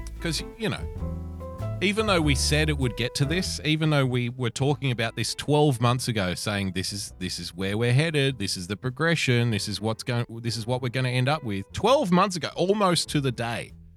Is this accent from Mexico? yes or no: no; Australia; I love being an Australian. I really do.